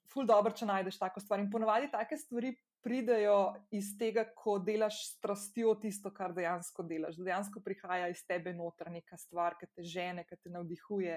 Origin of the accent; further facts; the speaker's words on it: Slovenia; moved away as an adult; also born or lived in Ljubljana, Slovenia / Portorož, Slovenia; now in United States; Jaz sem bila stara 12 let, ko smo se preselili iz Ljubljana na obalo